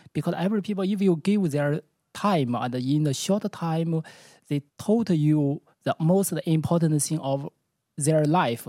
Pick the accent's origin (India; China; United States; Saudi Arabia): China; Beijing; English is a second language; moved away as an adult; now in Amsterdam, Netherlands; I'm from Beijing